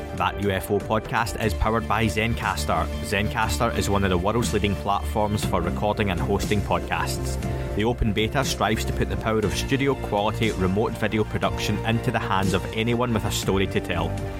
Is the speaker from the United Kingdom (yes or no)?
yes; United Kingdom; being British